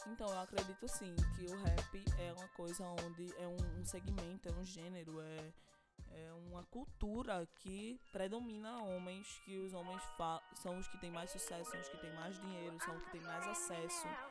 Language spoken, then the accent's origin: Portuguese; Northeast Region, Brazil; accent: Nordestino